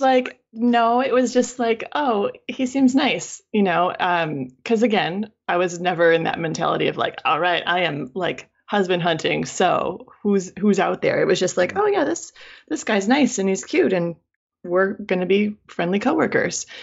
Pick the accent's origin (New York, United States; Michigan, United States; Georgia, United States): Michigan, United States; moved away; I'm from Michigan. I lived in Michigan my whole life from childhood through university